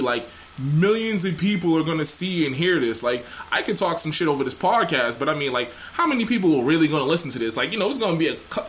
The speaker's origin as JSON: {"language": "English", "town": "Boston", "region": "Massachusetts", "country": "United States", "said": "I'm from Boston."}